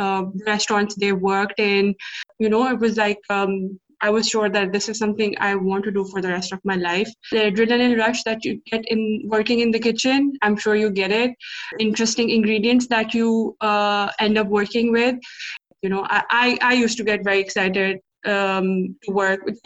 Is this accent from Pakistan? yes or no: yes; Lahore, Punjab, Pakistan; also born or lived in Dubai, United Arab Emirates; now in United Kingdom; my home country, which is Pakistan, and my city, Lahore